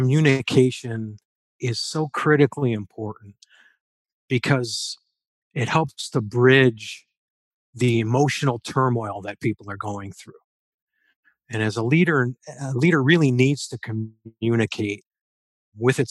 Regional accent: Allen Park, Michigan, United States; I grew up there near the Big Tire in Allen Park, lifelong Detroit resident.

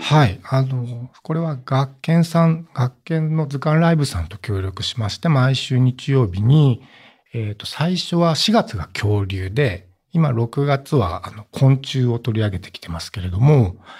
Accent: Oita, Japan; 私の地元大分県

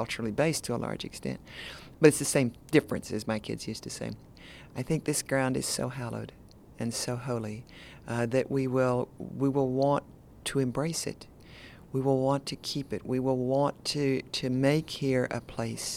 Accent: Tennessee, United States; I'm from Tennessee, which is a border state

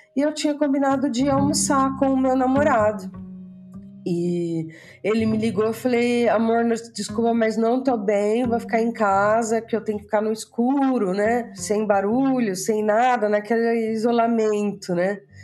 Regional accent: Bauru, São Paulo, Brazil; moved away as an adult; also born or lived in London; now in Cyprus; eu sou natural da cidade de Bauru, no interior de São Paulo

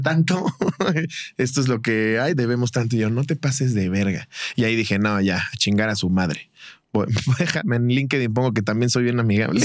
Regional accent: Mexico; Y tú como mexicano

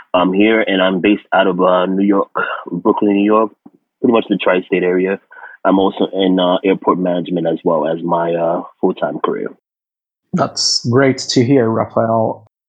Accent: South Korea; English is a second language; moved away as an adult; also born or lived in Phoenix, Arizona, United States; I'm from Korea, uh, South Korea, but I got trained in Phoenix, Arizona, US

